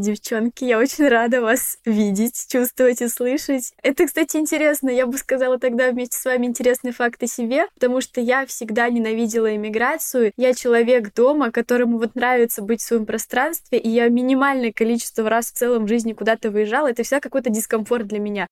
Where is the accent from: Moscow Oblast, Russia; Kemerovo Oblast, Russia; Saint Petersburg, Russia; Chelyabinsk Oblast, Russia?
Kemerovo Oblast, Russia; Anzhero-Sudzhensk; moved away as an adult; also born or lived in Moscow; Я 18 лет уехала из Сибири, из маленького-маленького города, про который никто не знает, в Кемеровской области